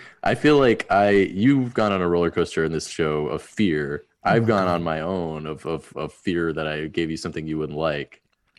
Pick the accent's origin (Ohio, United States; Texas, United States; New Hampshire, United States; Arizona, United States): New Hampshire, United States; New Hampshire.